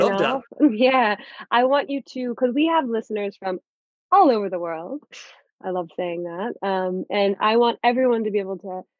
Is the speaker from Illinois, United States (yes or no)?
no; Florida, United States; moved away as an adult; also born or lived in Boston; I grew up in Florida. So for the first 18 years of my life, it was summer all year round